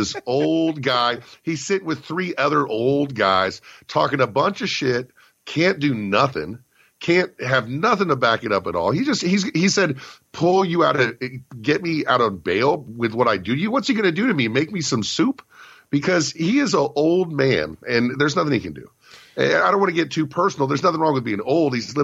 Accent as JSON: {"language": "English", "town": "Richmond", "region": "Virginia", "country": "United States", "tie": "born or raised there", "moved": "yes", "said": "I was in my hometown of Richmond, Virginia"}